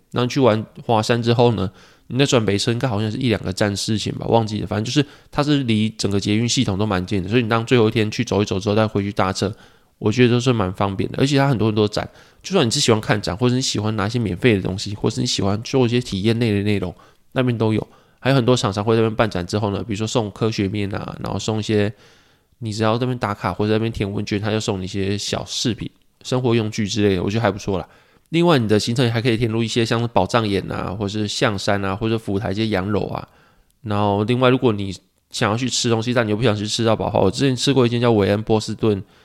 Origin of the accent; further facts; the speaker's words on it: Pingtung County, Taiwan; 我记得我小时候是在屏东嘛